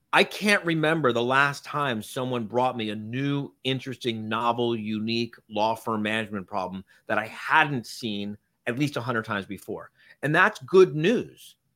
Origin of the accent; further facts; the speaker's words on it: Miami, Florida, United States; I grew up in Miami.